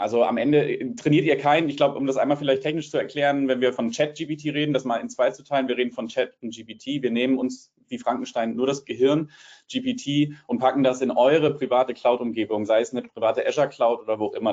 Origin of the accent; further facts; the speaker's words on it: Hamburg, Germany; accent: Hamburger Hochdeutsch; ich spreche Hamburger Hochdeutsch